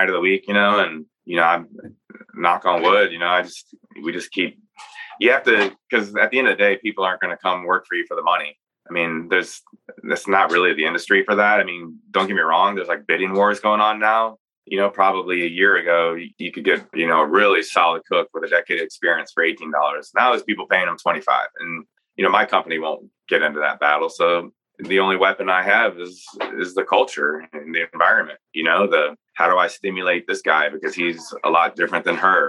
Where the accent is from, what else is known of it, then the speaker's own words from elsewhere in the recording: Virginia, United States; now in Nashville, United States; I'm from Virginia